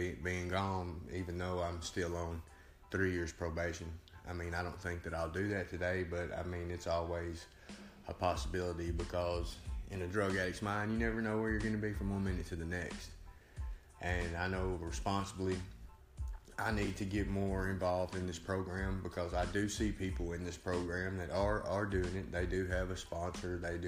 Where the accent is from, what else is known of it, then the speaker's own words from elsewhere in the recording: Savannah, Tennessee, United States; I'm from Savannah, Tennessee, 36 years old.